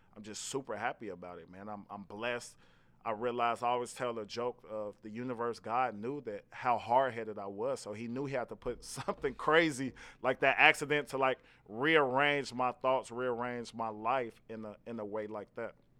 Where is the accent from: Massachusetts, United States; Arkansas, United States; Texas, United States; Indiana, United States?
Indiana, United States; Gary; I'm from Gary, Indiana originally